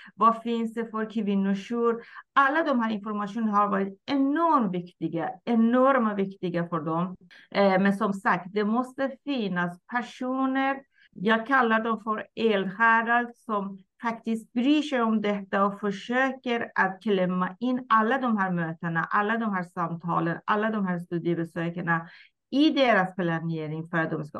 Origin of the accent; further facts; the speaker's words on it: Iran; Swedish is a second language; moved away as an adult; now in Sweden; jag kommer ursprungligen från Iran, har bott i Sverige Mm, drygt 37 år